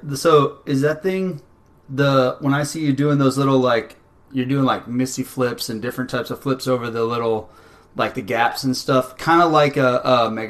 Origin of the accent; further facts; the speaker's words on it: South Texas, United States; moved away; I grew up in South Texas, like, it was hot. There was no ice skating rink around.